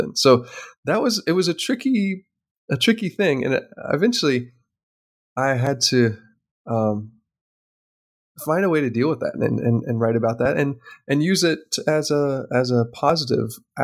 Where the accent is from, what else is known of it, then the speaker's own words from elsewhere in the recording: United States; now in Czech Republic; I'm an American